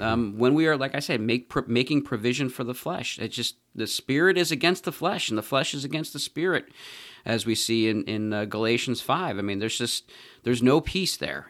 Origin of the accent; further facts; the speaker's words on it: United States; as American Christians